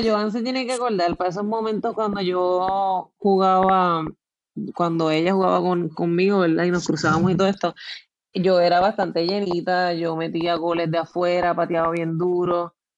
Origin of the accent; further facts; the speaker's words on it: San Juan, Puerto Rico; Pues yo nací en San Juan, pero vivo